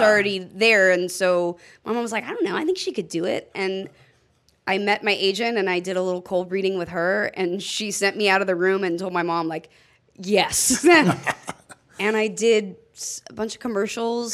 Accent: Los Angeles, California, United States; also born or lived in Orange County; I actually grew up in uh, uh technically Orange County, but L.A.

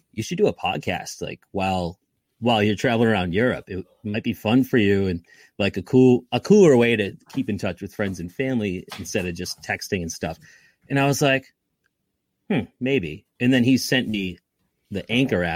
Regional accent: Lynn, Massachusetts, United States; also born or lived in Salem, Massachusetts; I was born and raised in Lynn

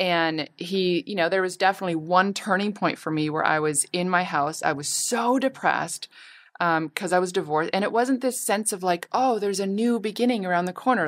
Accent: Canada; now in Los Angeles, United States; my family's all in Canada. I'm Canadian.

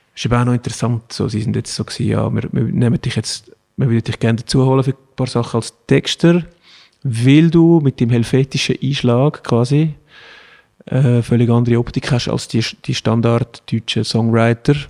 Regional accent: Switzerland; das ist halt die Schweizer Mentalität. Wir sind ja auch ein Polyglot

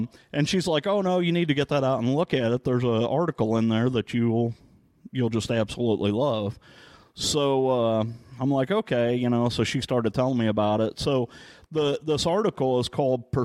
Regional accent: St. Louis area, Missouri, United States; now in Rolla, United States; I grew up in the St. Louis area, well, just a little south of St. Louis, and there's a little town called Kemswick

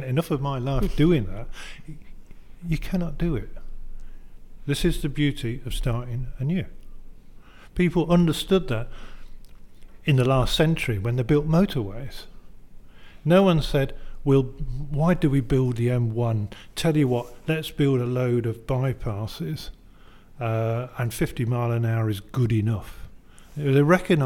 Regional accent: Leeds, Yorkshire and the Humber, United Kingdom; as someone who grew up in Leeds

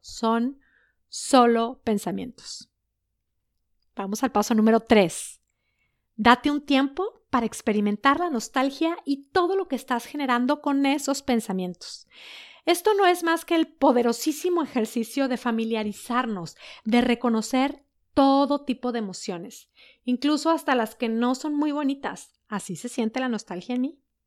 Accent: Mexico; moved away as an adult; also born or lived in Netherlands; desde que nos fuimos de México

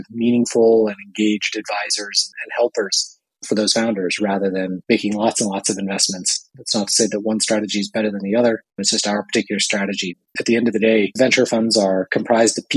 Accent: Bay Area, California, United States; I grew up in the Bay Area.

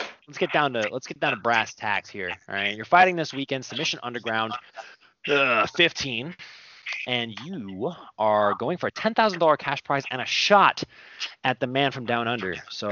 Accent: Arizona, United States; You know, man, we're from Arizona.

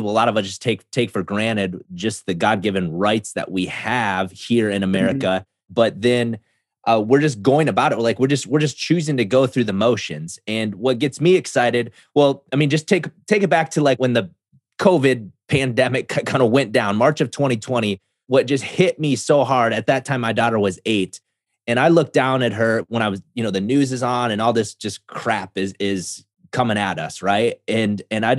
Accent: South Dakota, United States; I grew up in South Dakota

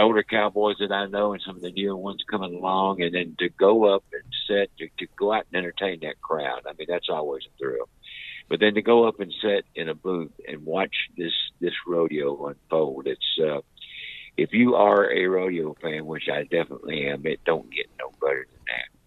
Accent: Wilmington, North Carolina, United States; born or raised there

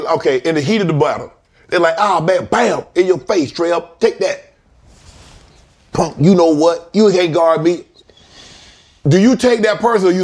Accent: Georgia, United States; moved away; also born or lived in Atlanta; I'm from Georgia, lived in Atlanta, still got a place there.

